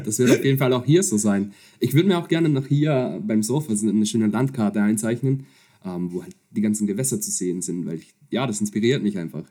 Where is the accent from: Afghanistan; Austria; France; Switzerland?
Austria; Upper Austria; moved away as an adult; also born or lived in Vienna; now in Netherlands; ich bin, bin Österreicher, äh, komme aus, ursprünglich aus der Region Oberösterreich